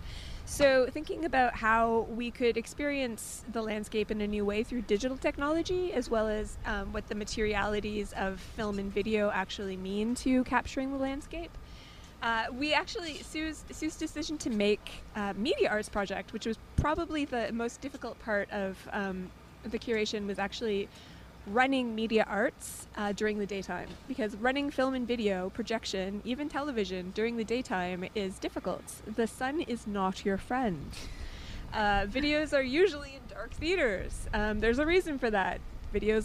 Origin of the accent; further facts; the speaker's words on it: Canada